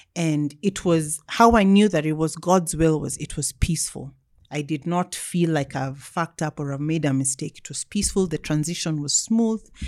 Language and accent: English; Nairobi, Kenya; I grew up, um, until I was fourteen, we lived in Kileleshwa